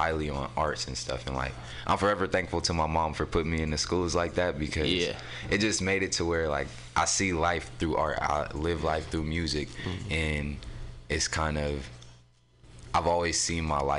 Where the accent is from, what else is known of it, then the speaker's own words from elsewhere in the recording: San Francisco, California, United States; also born or lived in Oakland; so I'm from San Francisco. I was technically born in Oakland, but I was raised out here in San Francisco. I grew up in the Mo.